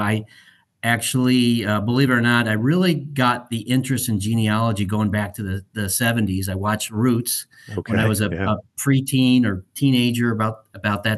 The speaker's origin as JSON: {"language": "English", "town": "Schenectady", "region": "New York", "country": "United States", "tie": "born or raised there", "moved": "yes", "lives_now": "Westlake, United States", "said": "I grew up in Schenectady, New York. My mom still lives there. And that's where I grew up and spent most of my early years there."}